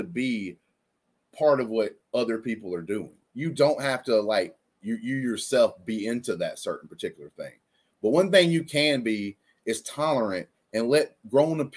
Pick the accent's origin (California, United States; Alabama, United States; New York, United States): Alabama, United States; I am white dude from Alabama